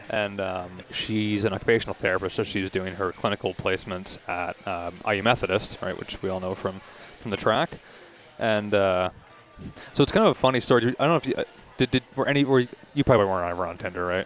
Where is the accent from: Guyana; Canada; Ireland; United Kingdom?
Canada; Toronto, Ontario; also born or lived in Kingston, Ontario / Indianapolis, Indiana; grew up here, so my parents' place